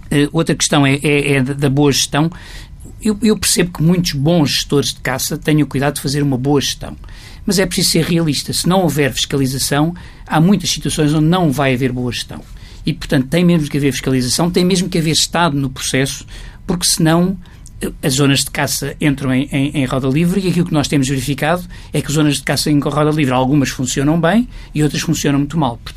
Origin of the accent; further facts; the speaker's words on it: Guinea-Bissau; now in Portugal; na minha terra, na Guiné-Bissau